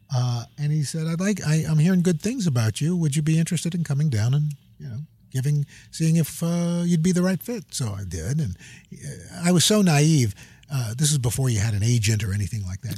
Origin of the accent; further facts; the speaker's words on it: New York City, New York, United States; I grew up in New York City